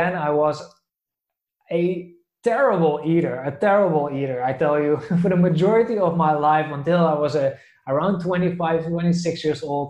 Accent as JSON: {"language": "English", "region": "south of the Netherlands", "country": "Netherlands", "tie": "born or raised there", "moved": "yes", "said": "I'm from the Netherlands originally"}